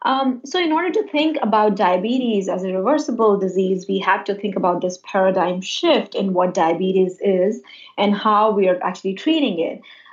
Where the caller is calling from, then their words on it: Westchester, New York, United States; I'm calling from New York. I'm in Westchester. I'm an internist by background.